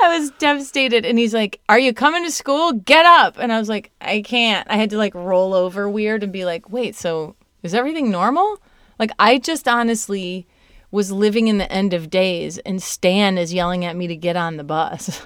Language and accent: English; Indiana, Southwest Michigan / South Bend, United States; moved away; I'm from Southwest Michigan and Notre Dame, South, South Bend, Indiana